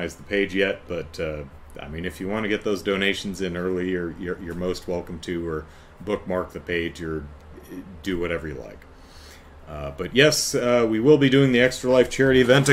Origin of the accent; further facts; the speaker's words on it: United States; I'm American